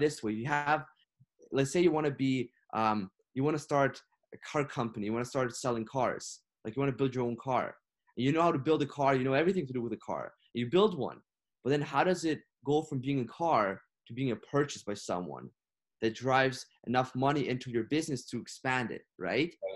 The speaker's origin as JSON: {"language": "English", "country": "Ukraine", "tie": "born or raised there", "moved": "yes", "lives_now": "Canada", "said": "I was born and raised in Ukraine. I moved here to Canada seven years ago."}